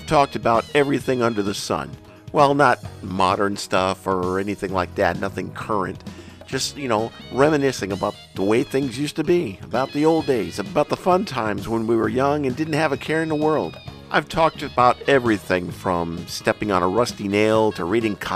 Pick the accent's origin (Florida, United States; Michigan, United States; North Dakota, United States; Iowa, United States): North Dakota, United States; Bismarck; When I was growing up in Bismarck, North Dakota, back in the late 60s and early 70s